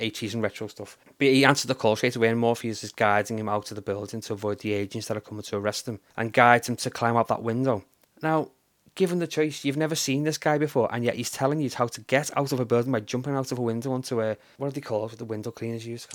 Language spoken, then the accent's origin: English; Liverpool, North West England, United Kingdom; also born or lived in Runcorn; although I was technically given birth to in um, in Liverpool, I was brought up in Runcorn the first couple of years of my life